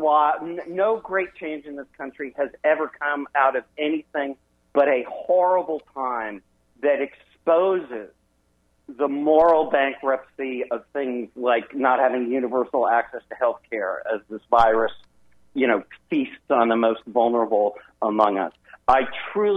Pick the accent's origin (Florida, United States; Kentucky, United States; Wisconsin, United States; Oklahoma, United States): Wisconsin, United States; I'm from Wisconsin